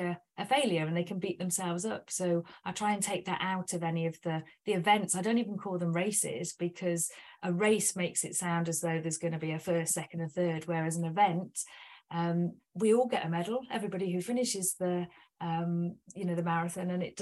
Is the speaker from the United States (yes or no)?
no; United Kingdom; we're British